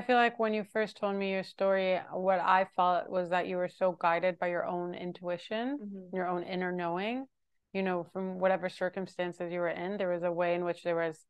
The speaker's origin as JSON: {"language": "English", "town": "Jerusalem", "region": "Jerusalem District", "country": "Israel", "tie": "born or raised there", "said": "growing up in Jerusalem, feel like everyone around me was so scared all mm-hmm. the time."}